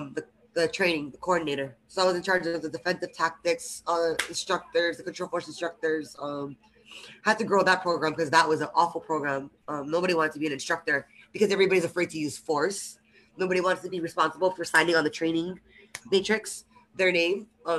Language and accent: English; Hawaii, United States; now in Las Vegas, United States; I'm originally from Hawaii. {S3} Went to high school with all of you guys. Moved to Vegas for personal reasons.